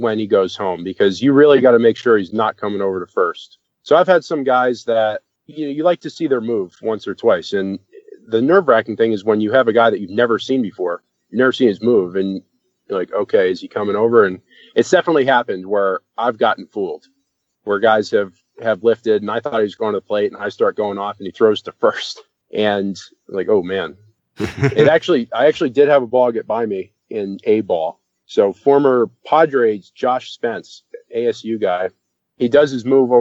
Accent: Boston, Massachusetts, United States; I grew up in Boston

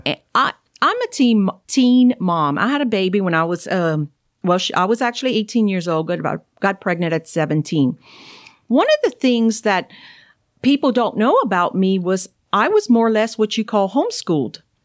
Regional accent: Cajun, Louisiana, United States; accent: thick Cajun; I'm Cajun, you know, I, I know I have that wonderful thick accent

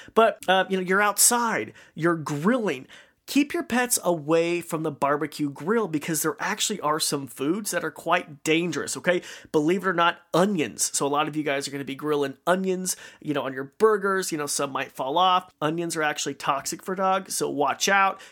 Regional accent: Marsing, Idaho, United States; my hometown of Marcin, Idaho.

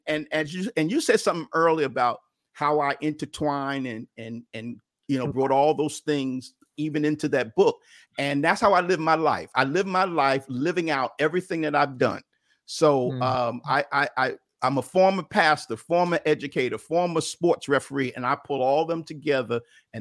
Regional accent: New York City, New York, United States; I grew up in Bedford-Stuyvesant in Brooklyn, New York, and I love sports.

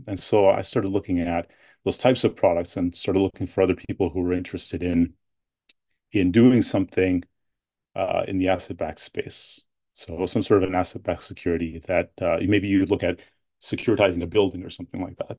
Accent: London, Ontario, Canada; also born or lived in Edmonton, Alberta / Toronto / United States; now in near Ottawa, Canada; grew up most mostly in, in London, Ontario

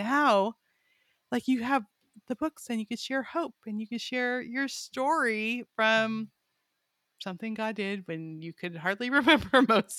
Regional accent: Arkansas, United States; And we're from Arkansas, but we're going to be there.

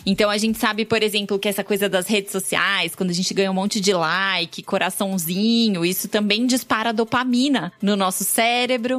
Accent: São Paulo, Brazil; Sou nascida e criada na Penha

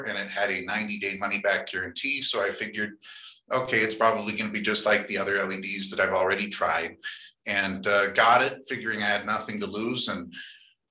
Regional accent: Colorado, United States; growing up in Colorado

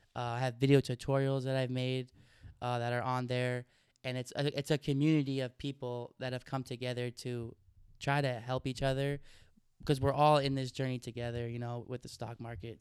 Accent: Oregon, United States; I grew up in Oregon

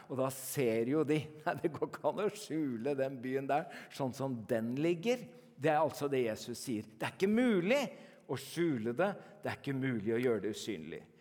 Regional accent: Norway; born there; Så jeg er ikke kristen fordi jeg er født i Norge.

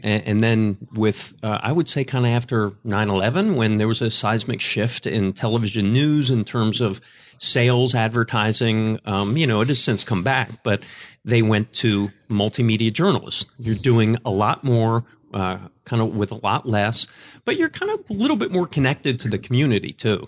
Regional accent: Philadelphia, Pennsylvania, United States; moved away as an adult; also born or lived in Lancaster, Pennsylvania / Richmond, Virginia / Tampa / Minneapolis; I moved back to, to Philadelphia, my hometown

